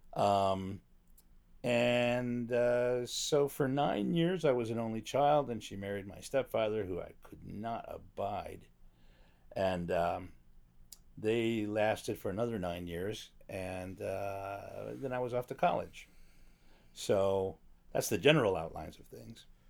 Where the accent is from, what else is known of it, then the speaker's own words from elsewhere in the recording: Chicago, Illinois, United States; moved away as an adult; also born or lived in New York; now in Los Angeles, United States; I was in the top ten percent of my class in a magnet school in Chicago